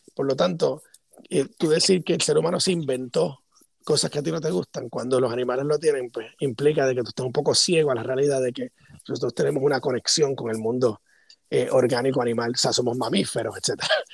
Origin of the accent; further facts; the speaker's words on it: Puerto Rico; cuando era niño en Puerto Rico